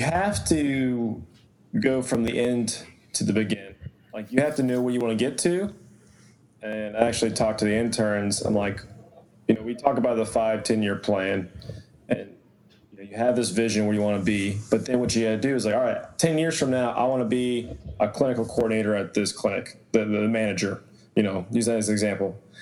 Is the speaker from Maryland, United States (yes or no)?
no; Atlanta, Georgia, United States; I'm from Atlanta, Georgia originally